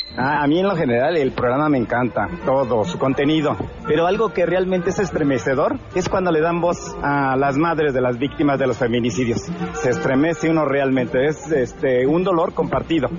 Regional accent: Mexico; Como mexicanos

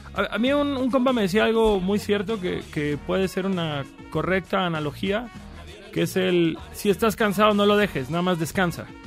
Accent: Cancún, Quintana Roo, Mexico; yo soy de Cancún

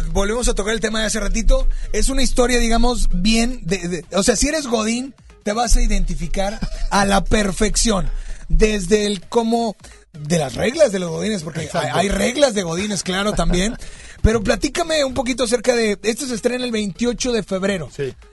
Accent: Mexico; a veces como mexicanos, siendo mexicanos

